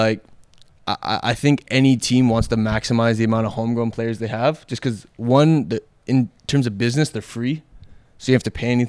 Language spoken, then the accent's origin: English; Toronto, Ontario, Canada; also born or lived in Vancouver, Canada; So I was born in Toronto, and we lived in the Danforth area, Greektown.